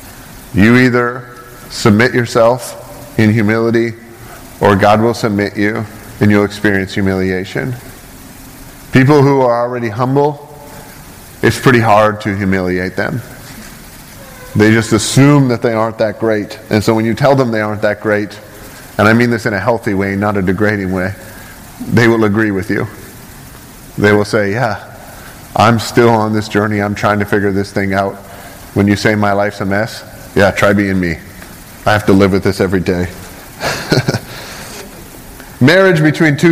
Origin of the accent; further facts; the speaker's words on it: Canada; now in United States; I'm not American, so I'm going to slam your country for a second. I'm from Canada, and I pay a lot of money to live here.